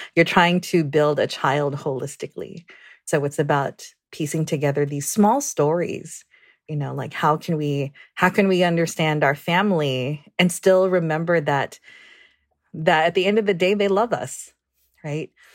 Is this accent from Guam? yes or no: yes; Guam; I'm originally from Guam, born and raised.